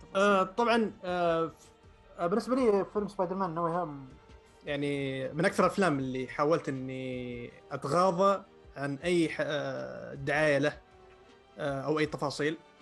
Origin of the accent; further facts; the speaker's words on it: Saudi Arabia; عندنا في السعوديه